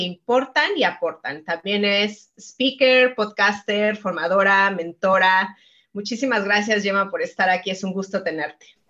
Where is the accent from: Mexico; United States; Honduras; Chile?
Mexico; yo soy mexicana